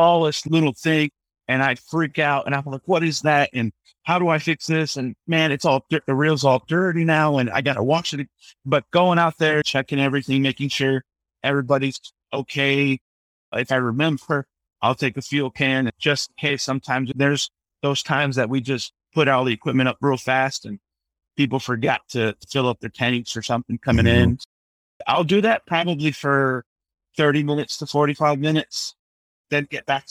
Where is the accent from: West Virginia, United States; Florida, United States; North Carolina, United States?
Florida, United States; Palm Bay; also born or lived in Fort Lauderdale, Florida / Ecuador (ancestry); I was born in South Florida, in Fort Lauderdale, but I grew up in Central Florida in Palm Bay, Melbourne